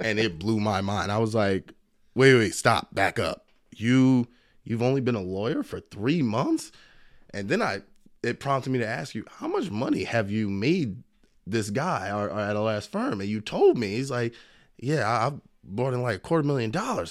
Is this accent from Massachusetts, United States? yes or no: no; Philadelphia, Pennsylvania, United States; I was born in Philadelphia, single mom, but a great family.